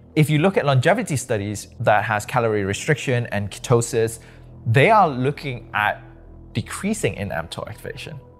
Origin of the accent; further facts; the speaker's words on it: Malaysia; moved away; also born or lived in Nottingham, United Kingdom; I'm from Malaysia, born and bred